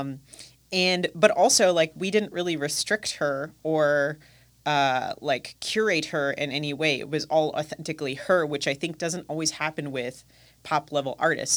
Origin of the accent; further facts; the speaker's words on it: United States; also born or lived in New Zealand; now in Milwaukee, United States; being an American, uh, and going to New Zealand